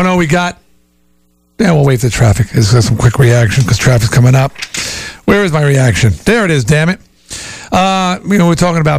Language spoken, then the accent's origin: English; Long Island, New York, United States; moved away; I'm from Long Island. I'm a Long Island Ducks guy myself.